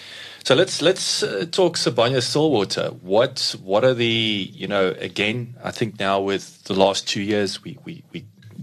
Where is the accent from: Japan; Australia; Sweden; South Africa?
South Africa; Welkom, Free State; I grew up in Valcom